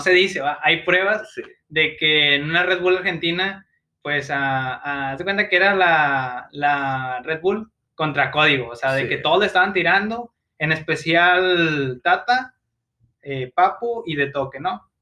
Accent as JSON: {"language": "Spanish", "country": "Mexico", "said": "soy mexicano"}